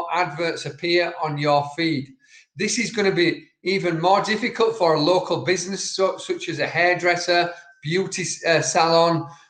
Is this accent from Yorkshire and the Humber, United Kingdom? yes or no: yes; Yorkshire and the Humber, United Kingdom; I'm from Yorkshire, and certain words that we speak cannot be understood by Siri.